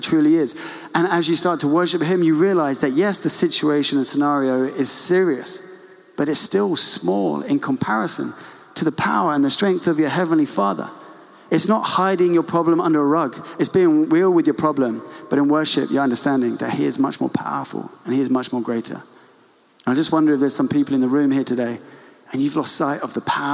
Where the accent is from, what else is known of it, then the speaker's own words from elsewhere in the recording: England, United Kingdom; we are reserved English people